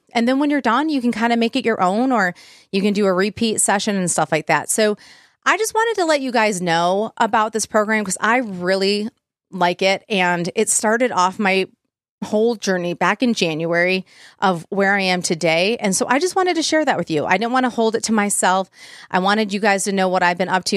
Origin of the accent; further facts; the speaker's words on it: Plymouth Livonia area, Michigan, United States; I'm from like the Plymouth Livonia area